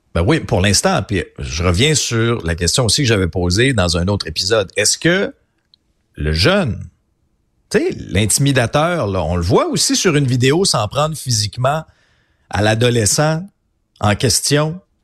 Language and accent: French; Abitibi, Quebec, Canada; je viens d'une région, là, je viens de l'Abitibi, une région où il y a beaucoup de chasseurs